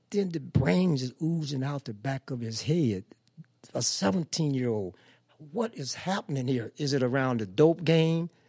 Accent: St. Louis, Missouri, United States; also born or lived in Cairo, Illinois; coming from the South, growing up in Pruitt-Igoe housing project.

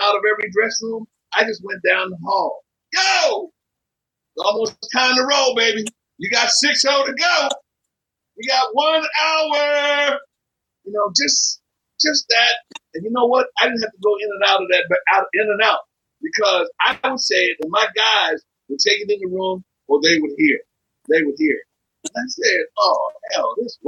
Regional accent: Philadelphia, Pennsylvania, United States; I'm from Philadelphia

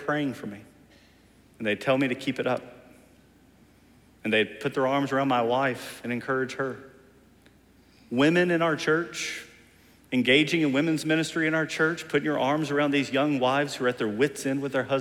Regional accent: Kentucky, United States; also born or lived in Oklahoma / Texas / Australia; now in Edmond, United States; I grew up in Kentucky, you grew up in Tennessee, we lived in Oklahoma for 7 years, we were in Texas for 10 years, now we're in Australia.

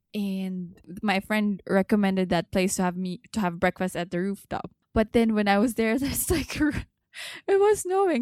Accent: Dubai, United Arab Emirates; I'm from Dubai

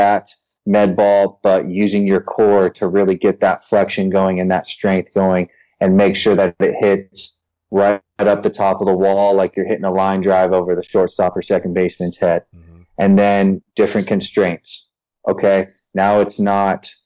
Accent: San Diego, California, United States; growing up in San Diego

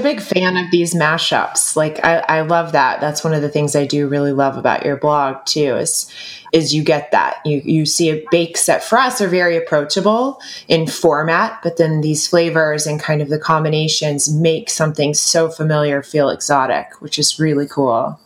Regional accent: the South, United States; growing up in the South in America

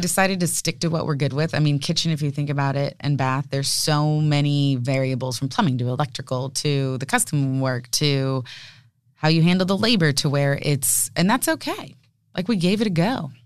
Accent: San Diego, California, United States; we're a local family, born and raised in San Diego, me, my parents

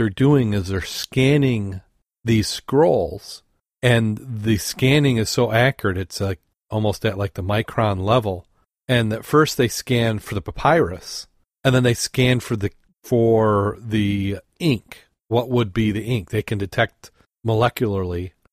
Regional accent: Great Lakes, United States; growing up on the Great Lakes

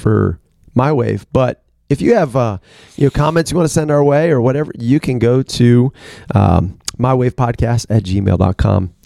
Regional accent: Washington, District of Columbia, United States; moved away; I grew up in Washington, D.C.

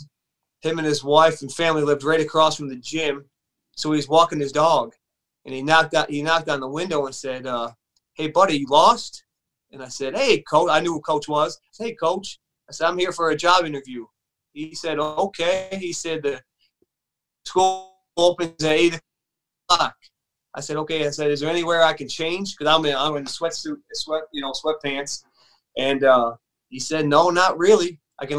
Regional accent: Buffalo, New York, United States; moved away; I grew up in Buffalo, New York.

